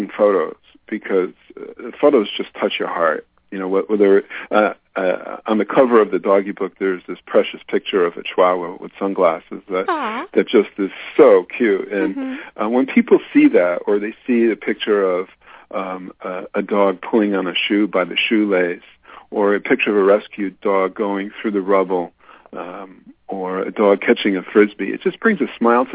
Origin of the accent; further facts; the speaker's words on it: East Coast, United States; moved away as an adult; now in California, United States; I'm originally from the East Coast. I moved to California about 15 years ago